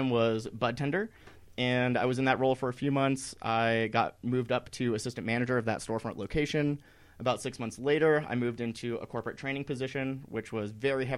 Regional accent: East Coast, United States; moved away as an adult; now in Colorado, United States; I grew up on the East Coast

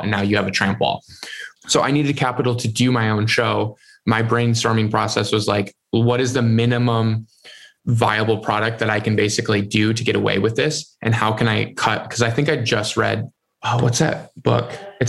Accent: Michigan, United States

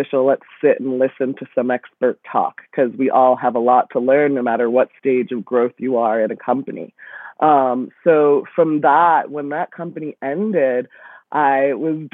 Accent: Newton, Massachusetts, United States; now in Brooklyn, United States; I grew up in Newton, Massachusetts.

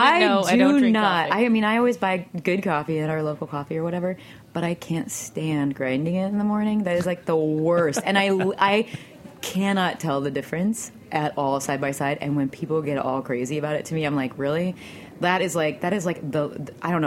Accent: Illinois, United States; I'm originally from Illinois.

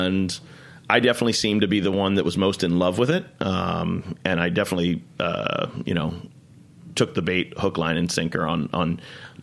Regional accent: Chevy Chase, Maryland, United States; also born or lived in Eastern Shore, Maryland / New York City; So I grew up in Chevy Chase, Maryland, right outside of D.C. until I was about 14. And then we moved to the Eastern Shore

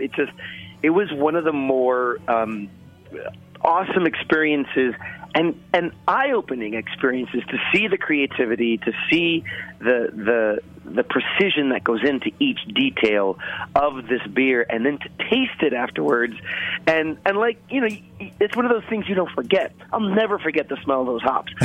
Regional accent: New York City, New York, United States; I'm born and raised in Brooklyn, here in New York

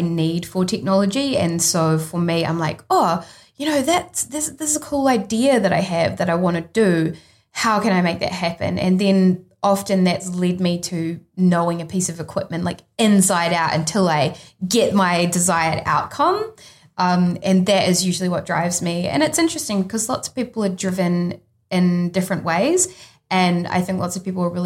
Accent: New Zealand; also born or lived in London; I'm a New Zealander

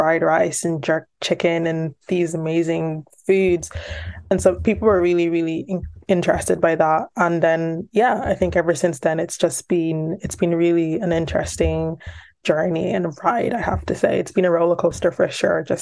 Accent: Louth, Leinster, Ireland; I started it with a really small grant from my local arts council here, and I'm from Louth

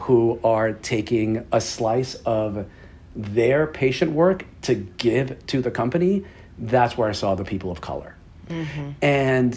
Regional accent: New York City, New York, United States; I'm proudly from Queens, New York, which is a remarkably diverse area

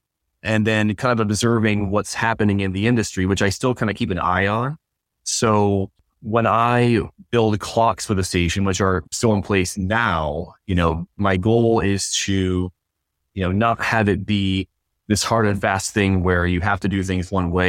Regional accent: Watertown, New York, United States; moved away as an adult; also born or lived in Syracuse, New York / Albany, New York; I went back to my hometown of Watertown

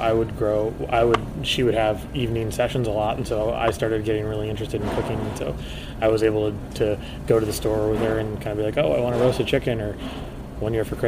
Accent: Kansas City, Missouri, United States; now in San Francisco, United States; Born and raised in Kansas City, grew up cooking

